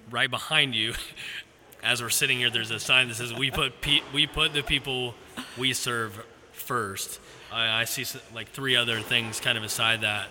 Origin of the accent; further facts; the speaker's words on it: Xenia, Ohio, United States; when I was growing up in Xenia